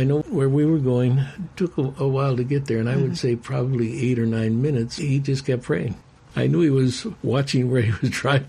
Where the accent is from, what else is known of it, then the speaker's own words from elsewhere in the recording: Chicago, Illinois, United States; I'm from Chicago